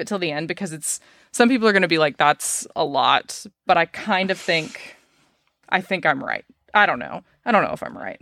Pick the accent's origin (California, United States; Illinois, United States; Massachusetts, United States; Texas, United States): Texas, United States; Dallas; also born or lived in Fort Worth; I, I'm from Dallas. I moved to Fort Worth, which is just west